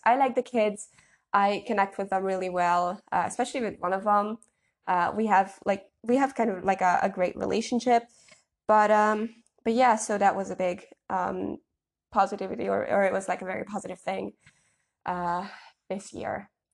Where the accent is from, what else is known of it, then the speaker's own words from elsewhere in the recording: Budapest, Hungary; moved away; we could spend a beautiful week in my hometown, or, like, my home city